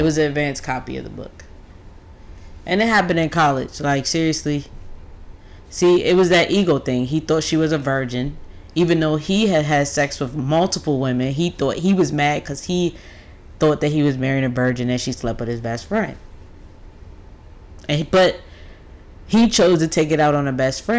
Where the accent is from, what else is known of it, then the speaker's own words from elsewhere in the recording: United States; as an American